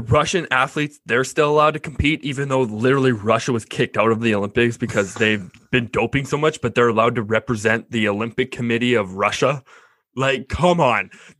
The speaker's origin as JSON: {"language": "English", "town": "Kingston", "region": "Ontario", "country": "Canada", "said": "I'm from Kingston."}